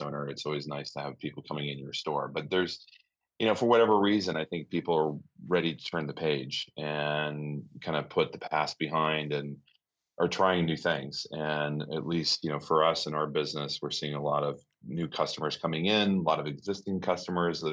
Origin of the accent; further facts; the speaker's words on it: Iowa, United States; moved away as an adult; now in New York City, United States; I grew up in Iowa. I was born and raised there.